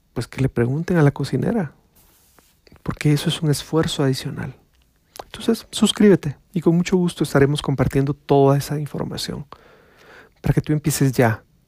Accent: Guatemala; Les estoy hablando de mi país, les estoy hablando de Guatemala

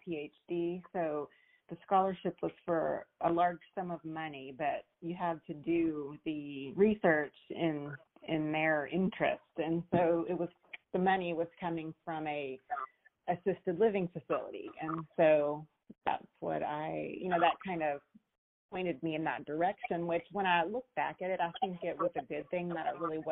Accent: Houston, Texas, United States; I'm born and raised in Houston, so I've been around the city for a while.

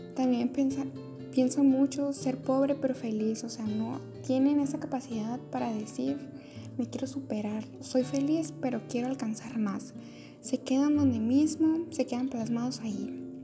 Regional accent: Mexico

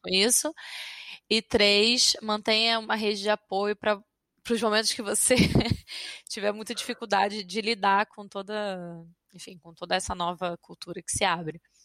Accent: Rio de Janeiro, Brazil; moved away as an adult; now in France; sou do Rio

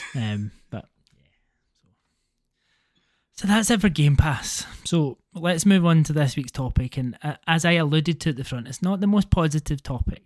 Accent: Scotland, United Kingdom; accent: Scottish; my Scottish accent compared to many Scottish accents really isn't that bad.

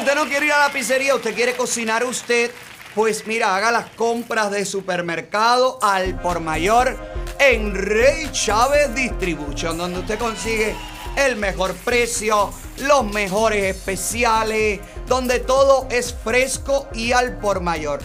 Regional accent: Cuba; moved away; somos los cubanos de aquí

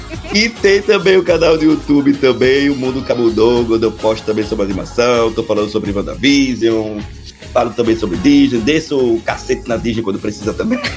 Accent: Aracaju, Sergipe, Brazil; Eu sou de Aracaju

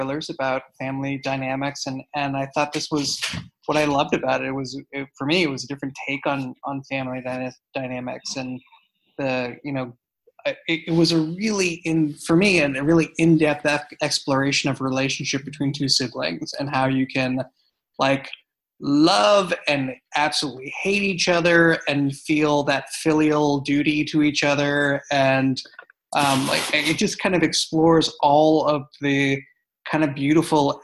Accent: United States; as an American

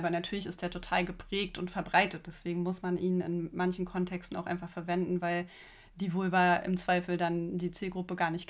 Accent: East Germany, Germany; Also ich bin ja auch aus dem Osten.

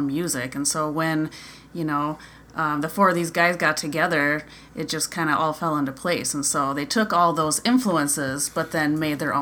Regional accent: Appleton, Wisconsin, United States; I grew up in Appleton many, many years ago

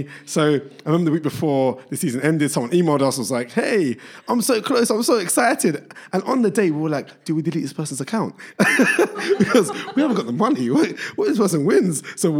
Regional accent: Barking and Dagenham, London, United Kingdom; born there; I was born in Barking and Dagenham. So that's the London borough of Barking and Dagenham, which people don't consider to be London, who live in London, but people from there, half the people claim it's East London, the other half claim it's Essex.

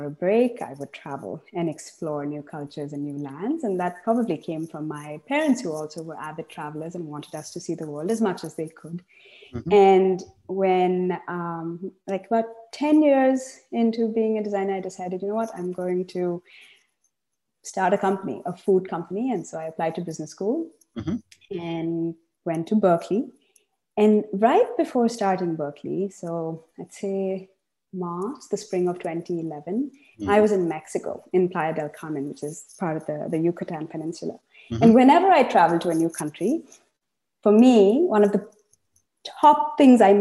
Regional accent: Chennai, Tamil Nadu, India; moved away as an adult; also born or lived in United States; now in Seattle, United States; I grew up in Chennai, in the south of India

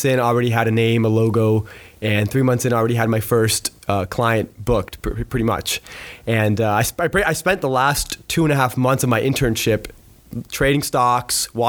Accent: Pembroke Pines, Florida, United States; I was born and raised in a town called Pembroke Pines

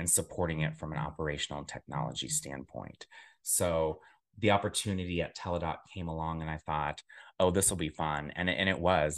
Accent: Centerville, Ohio, United States; moved away as an adult; also born or lived in Dayton, Ohio / Chicago; I am originally from Dayton, Ohio, a small southwestern town, more specifically, narrowing down to Centerville is where I grew up

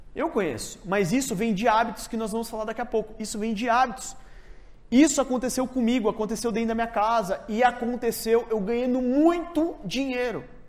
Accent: São Paulo, Brazil; fui nascido e criado na Zona Norte, São Paulo, Jardim Peri

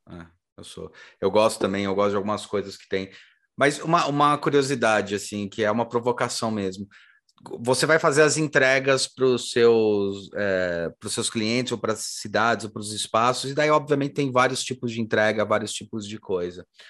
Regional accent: São Paulo, Brazil; eu nasci em São Paulo, eu gosto muito daqui

